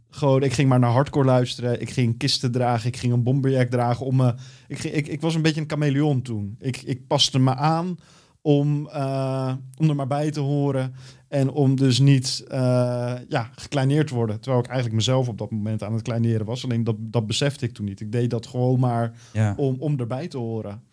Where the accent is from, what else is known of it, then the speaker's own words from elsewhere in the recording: Valkenburg, South Holland, Netherlands; also born or lived in Almenara, Brazil / Belo Horizonte, Brazil; ben ik terechtgekomen in het o zo mooie Valkenburg